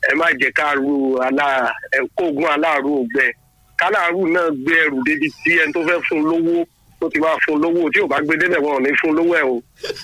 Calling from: Lagos, Nigeria; I'm calling you from Lagos. Hakim, good morning.

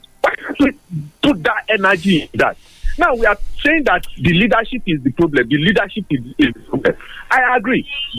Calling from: Abeokuta, Ogun State, Nigeria; I'm calling from Abeokuta this morning.

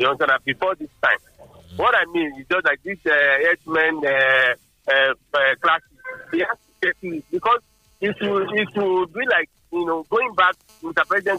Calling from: Abeokuta, Ogun State, Nigeria; I'm calling from Abeokuta. I think that at this point of our lives in Nigeria, we cannot improve our electoral system.

